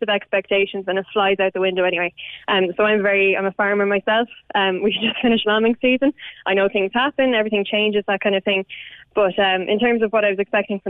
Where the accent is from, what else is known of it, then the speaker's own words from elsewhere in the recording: Kildare, Leinster, Ireland; I'm from Kildare myself